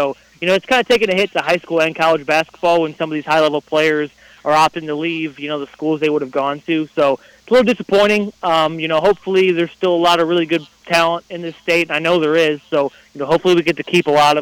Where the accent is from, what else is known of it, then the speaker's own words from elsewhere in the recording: Crown Point, Indiana, United States; moved away as an adult; also born or lived in Bloomington, Indiana; now in Seymour, United States; I grew up in Crown Point, so way up northwest by Chicago